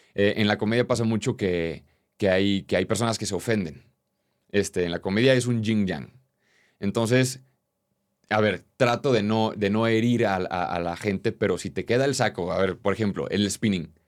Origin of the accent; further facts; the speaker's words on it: Querétaro, Mexico; Yo soy de Querétaro, un lugar muy tradicional